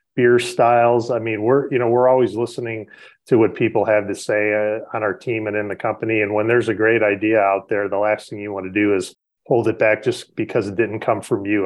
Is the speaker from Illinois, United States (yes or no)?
yes; Chicago, Illinois, United States; I grew up on the South Side, so I'm definitely a Sox fan.